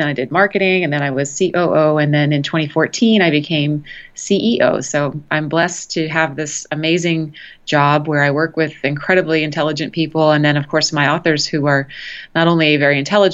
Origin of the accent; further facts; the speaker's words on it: Los Angeles, California, United States; moved away as an adult; now in Austin, United States; I'm from Los Angeles originally